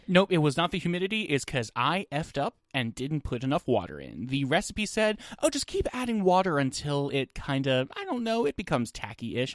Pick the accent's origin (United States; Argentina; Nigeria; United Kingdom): United States; New Jersey; growing up in New Jersey